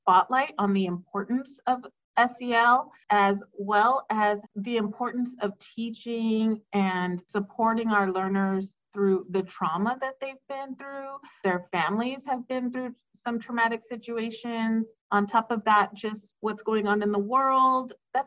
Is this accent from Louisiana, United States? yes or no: no; Lindsay, California, United States; I grew up in Lindsay, so I'm a product of Lindsay schools